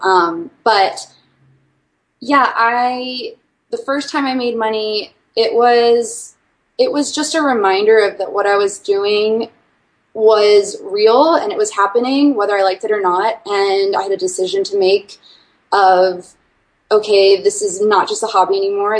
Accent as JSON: {"language": "English", "town": "Washington", "region": "District of Columbia", "country": "United States", "also_born_or_lived": "Arkansas", "moved": "as an adult", "said": "am originally from Washington D.C. area"}